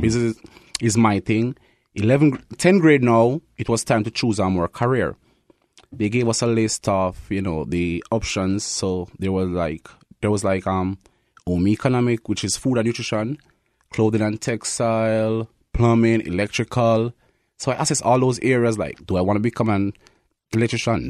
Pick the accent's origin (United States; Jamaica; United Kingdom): Jamaica; Kingston; moved away as an adult; now in Winnipeg, Canada; I'm from Kingston, Jamaica. That's where I was born.